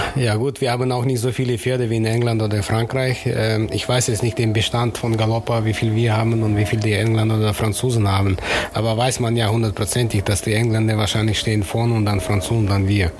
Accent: Kyrgyzstan; now in Cologne, Germany; ich komme aus Kirgisien. Das ist natürlich 4000 Kilometer weg noch von Russland, ne? wenn man so berechnet. Ich komme fast aus der Grenze China

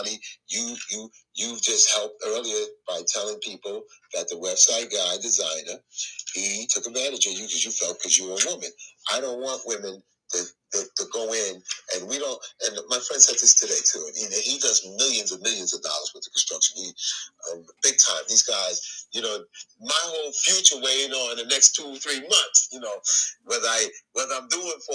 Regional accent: the South, United States; now in New York City, United States; I'm from the South

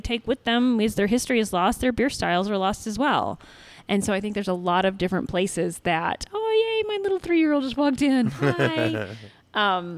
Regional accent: Oklahoma, United States; also born or lived in Texas; So I'm originally from Oklahoma and Texas. And moved around a lot when I was a kid, and then ended up at University of Oklahoma studying physics.

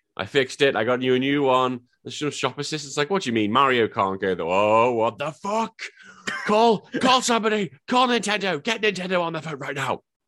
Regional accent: England, United Kingdom; I am just some drunken Englishman pretending to be an Australian

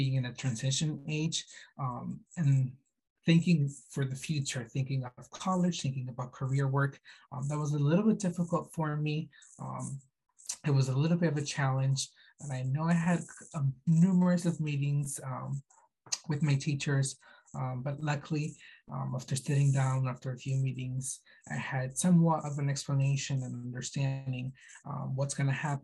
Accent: Boston, Massachusetts, United States; I am from Boston, Massachusetts

